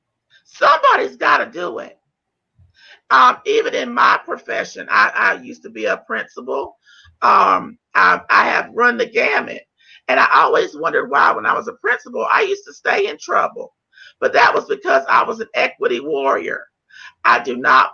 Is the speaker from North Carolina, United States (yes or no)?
yes; North Carolina, United States; I'm from North Carolina